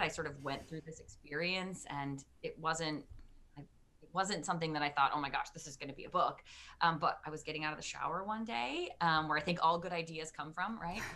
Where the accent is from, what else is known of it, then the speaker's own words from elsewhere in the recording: Detroit, Michigan, United States; moved away as an adult; now in Maryland, United States; I am originally from Detroit, Michigan. Um, I lived my first 30 or so years there and a proud Michigander